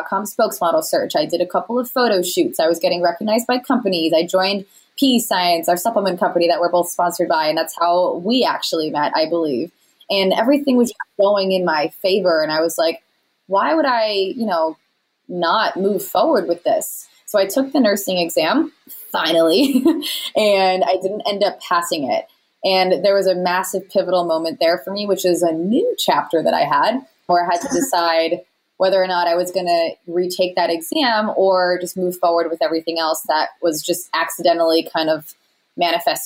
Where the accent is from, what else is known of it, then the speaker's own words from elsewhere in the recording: Rhode Island, United States; moved away as an adult; also born or lived in California; I'm from Rhode Island